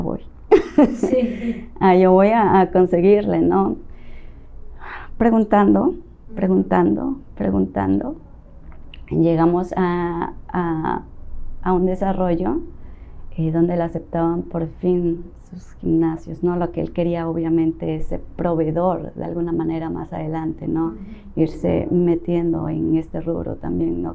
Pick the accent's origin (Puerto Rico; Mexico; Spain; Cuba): Mexico; Tabasco; moved away; also born or lived in Las Choapas, Veracruz; yo soy originaria de Las Chopas, Veracruz. Crecí mucho tiempo en Tabasco